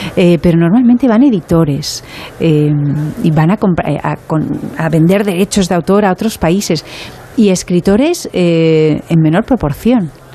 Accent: Barcelona, Catalonia, Spain; soy muy de Barcelona

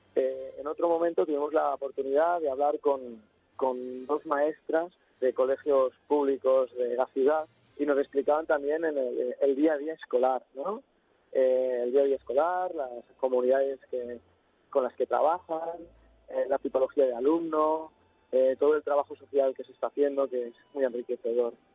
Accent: Catalonia, Spain; Nosotros somos de Cataluña y hay un colegio de Lleida, pero los demás son de Barcelona

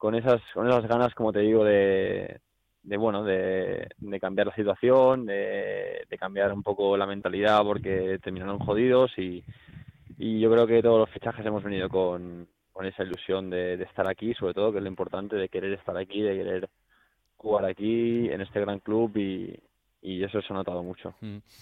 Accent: Barcelona, Catalonia, Spain; moved away as an adult; also born or lived in Miranda de Ebro; now in Valencia, Spain; soy de Barcelona

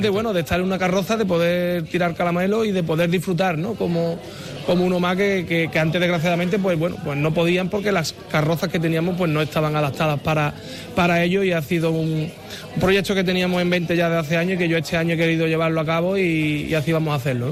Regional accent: Guadalcacín, Andalusia, Spain; mi pueblo

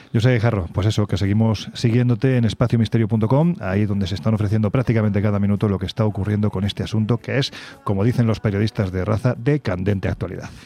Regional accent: Jaén, Andalusia, Spain; recorriendo mi tierra Jaén estos días

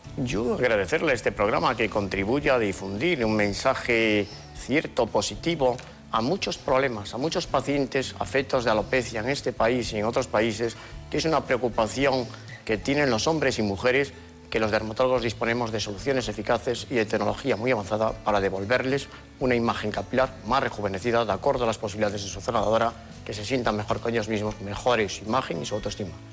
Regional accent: Lugo, Galicia, Spain; accent: gallego; now in Madrid, Spain; Llevo muchos años en Madrid, pero soy gallego, nací en Lugo

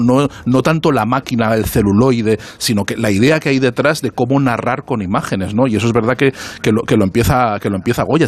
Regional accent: Aragon, Spain; como, aragonés

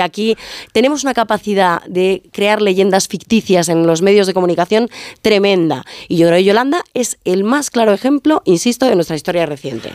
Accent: Ferrol, Galicia, Spain; otros somos de Ferrol

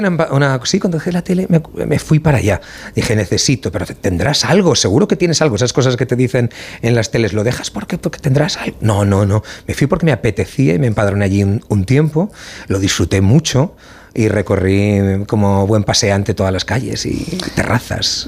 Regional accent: Valencian Community, Spain; a mí como valenciano

